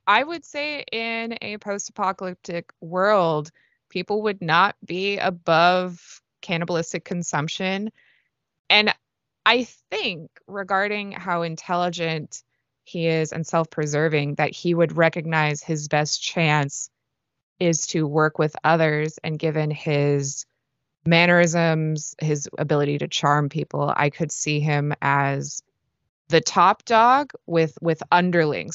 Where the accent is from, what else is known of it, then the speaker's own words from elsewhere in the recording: San Francisco, California, United States; moved away as an adult; now in Los Angeles, United States; I'm from the Bay Area, San Francisco, more or less